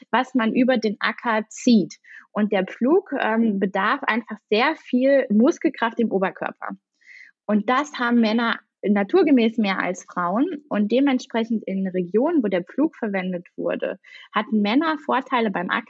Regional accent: East Germany, Germany; born there; ich bin im Osten geboren, ziehe jetzt aber in den Westen.

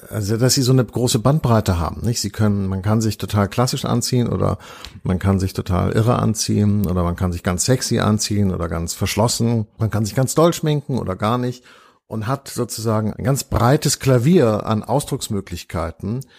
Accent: Hamburg, Germany; Also ich, ich komme aus Hamburg.

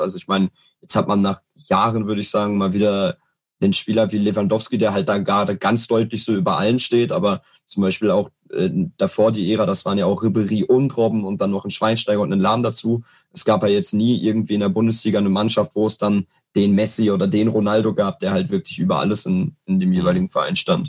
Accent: Herne, North Rhine-Westphalia, Germany; ich komme aus Herne

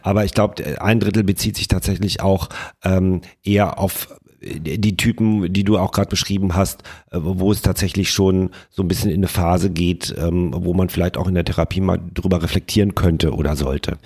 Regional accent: Rhineland, Germany; wir kommen ja hier aus dem Rheinland

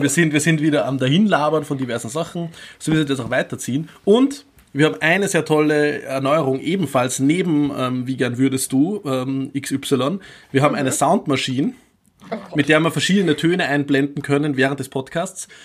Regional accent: Upper Austria, Austria; Oberösterreich, mein Heimatbundesland

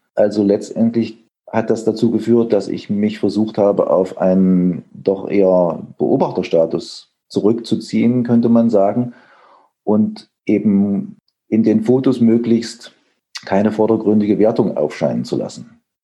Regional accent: Erfurt, Thuringia, Germany; also born or lived in Leipzig; geboren in Erfurt 1961

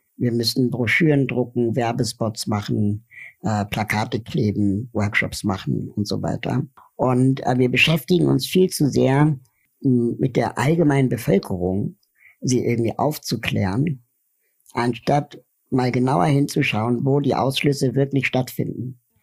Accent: Berlin, Germany; ich bin in Westberlin aufgewachsen

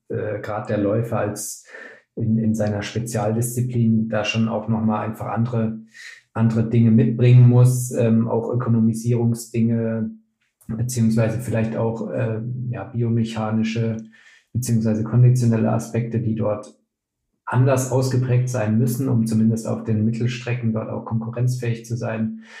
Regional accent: Würzburg, Bavaria, Germany; moved away as an adult; also born or lived in Cologne; now in Leipzig, Germany; Mittlerweile 31 Jahre alt, ähm, komme gebürtig aus Würzburg, habe in Köln und Leipzig Sportwissenschaften studiert

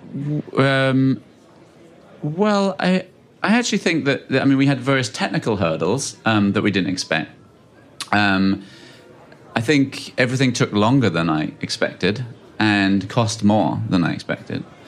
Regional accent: United Kingdom; I'm from the U K.

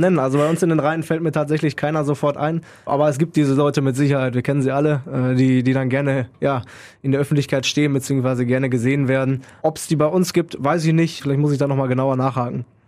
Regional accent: Münster, North Rhine-Westphalia, Germany; moved away as an adult; now in Krefeld, Germany; aus Münster komme ich gebürtig

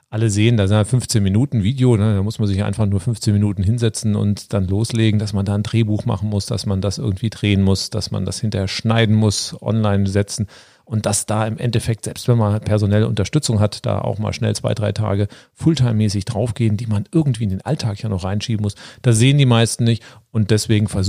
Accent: Frankfurt, Hesse, Germany; also born or lived in Swabia / Spain; now in Berlin, Germany; bin, gebürtiger Schwabe, genau. Wir sind zusammen in Frankfurt am Main aufgewachsen, waren mal in Spanien, in Berlin, wohnen jetzt auch in Berlin.

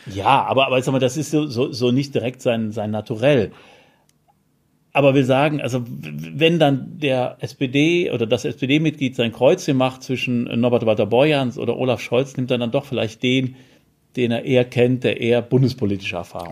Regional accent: Cologne, North Rhine-Westphalia, Germany; moved away; der schönen Stadt Köln, aus der ich ja gebürtig komme

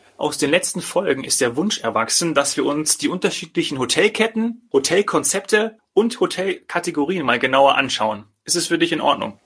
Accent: Bad Arolsen, Hesse, Germany; in meinem Heimatort, in meinem Geburtsort Bad Arolsen

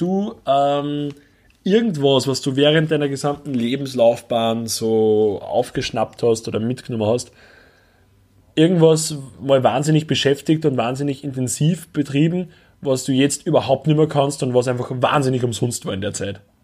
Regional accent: Upper Austria, Austria; moved away; bei uns in Oberösterreich

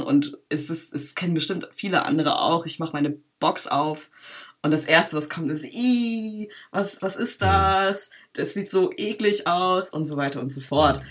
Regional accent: Berlin, Germany; Ich bin äh, in Berlin geboren und aufgewachsen und mit acht Jahren bin ich in einen Ort gezogen, der heißt Schöne Weide.

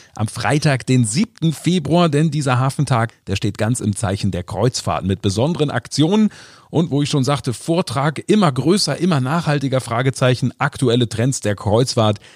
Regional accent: Hamburg, Germany; wir Hamburger

